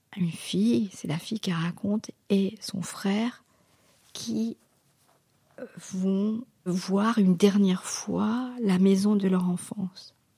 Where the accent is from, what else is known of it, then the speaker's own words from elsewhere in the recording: Mauritius; French is a second language; moved away; also born or lived in Caen, France; on est des, des Mauriciens d'origine indienne